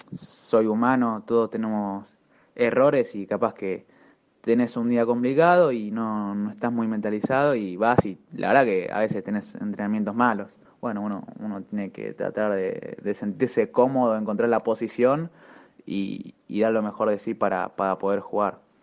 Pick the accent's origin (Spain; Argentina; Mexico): Argentina; Como todo argentino